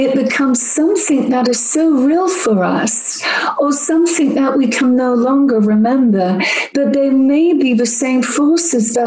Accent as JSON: {"language": "English", "region": "England", "country": "United Kingdom", "moved": "yes", "lives_now": "United States", "said": "I'm not American. I'm actually English."}